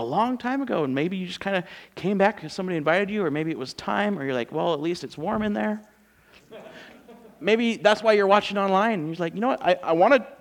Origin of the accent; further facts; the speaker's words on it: California, United States; moved away; We're from California